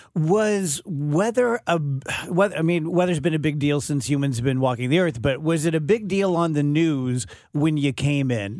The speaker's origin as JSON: {"language": "English", "town": "South Roxana", "region": "Illinois", "country": "United States", "tie": "born or raised there", "said": "a little hooligan growing up in South Roxana"}